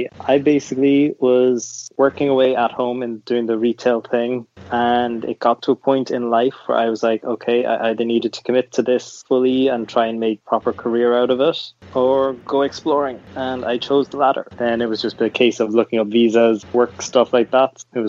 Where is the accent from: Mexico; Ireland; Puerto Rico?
Ireland; moved away as an adult; now in Vancouver, Canada; I am 28. I'm an Irish boy living in Vancouver. I moved here about a year and a half ago because Ireland was too small.